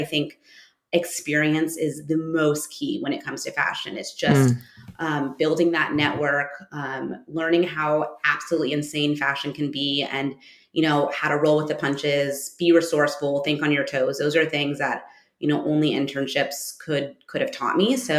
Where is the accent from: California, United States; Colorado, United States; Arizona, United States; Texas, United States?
Arizona, United States; moved away; also born or lived in Los Angeles; I grew up on the West Coast. Well, I don't know if you consider Arizona West Coast, but for New Yorkers, it's the West Coast. So yes. I grew up in Arizona